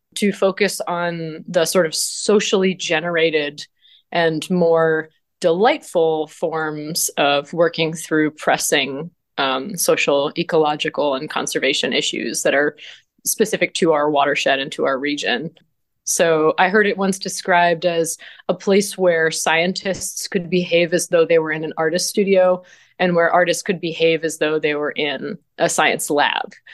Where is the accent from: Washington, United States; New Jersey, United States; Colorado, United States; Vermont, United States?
Vermont, United States; born or raised there; moved away as an adult; now in Ithaca, United States